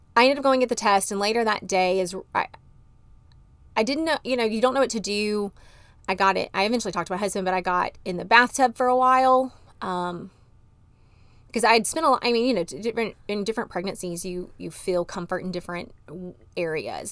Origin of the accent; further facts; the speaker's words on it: Dallas, Texas, United States; moved away as an adult; also born or lived in Arkansas / Montgomery, Alabama / Tennessee; I grew up in Dallas, Texas